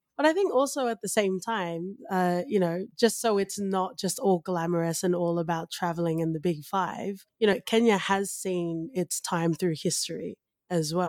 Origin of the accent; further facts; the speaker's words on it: Australia; I am of Tongan ethnicity, but I grew up in Australia